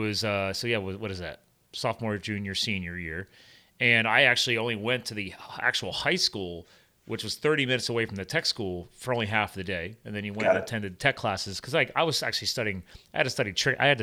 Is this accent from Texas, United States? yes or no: no; eastern Pennsylvania, United States; also born or lived in New Jersey / western US; I was born in Jersey, but then obviously moved to Pennsylvania and then grew up on the eastern side of Pennsylvania.